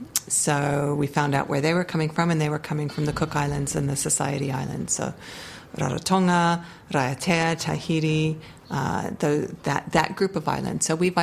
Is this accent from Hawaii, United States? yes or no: yes; Hawaii, United States; accent: American; now in Dunedin, New Zealand; I have an American accent. Yes, you know, I was born in Hawaii.